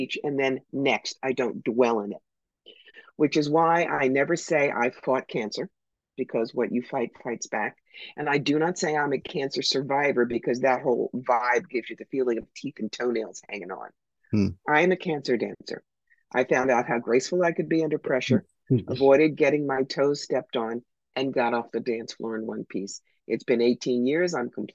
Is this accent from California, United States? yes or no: no; New York, United States; I'm from New York.